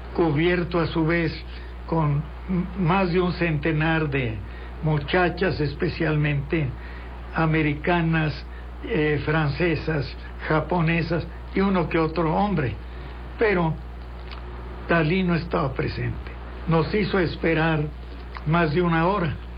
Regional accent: Mexico; yo soy periodista mexicano

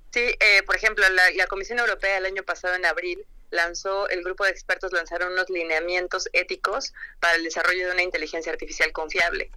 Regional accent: Mexico; como buenos mexicanos no leemos las instrucciones de nada y yo me incluyo

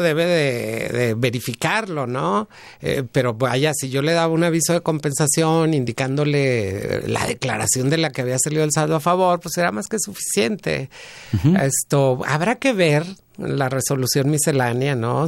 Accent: Mexico

